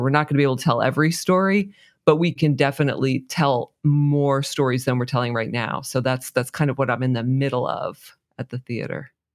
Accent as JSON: {"language": "English", "region": "New Jersey", "country": "United States", "said": "I'm from New Jersey, living in New Jersey"}